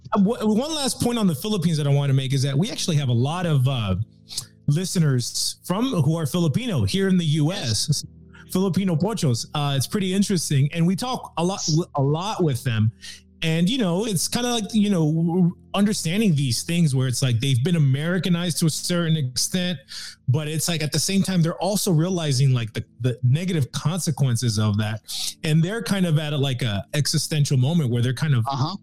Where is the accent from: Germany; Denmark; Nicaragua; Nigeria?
Nicaragua; I'm from Nicaragua.